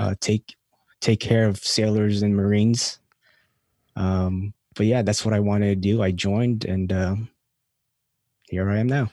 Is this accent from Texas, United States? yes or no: no; California, United States; also born or lived in Philippines; now in North Carolina, United States; grew up in California.